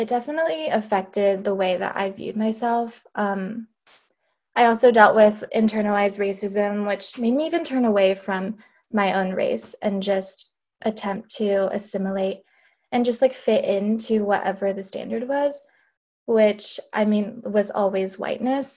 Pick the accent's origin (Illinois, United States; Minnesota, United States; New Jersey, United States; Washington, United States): Washington, United States; also born or lived in Japan / Alabama; we moved to Washington when I was eight, and I've been here ever since.